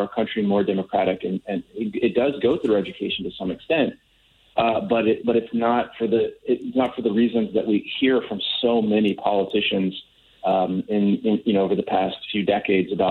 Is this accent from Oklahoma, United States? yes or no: no; Wisconsin, United States; my home state of Wisconsin